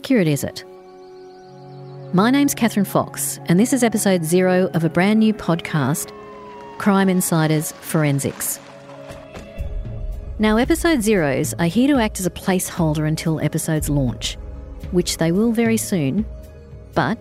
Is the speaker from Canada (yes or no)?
no; Adelaide, South Australia, Australia; growing up in Adelaide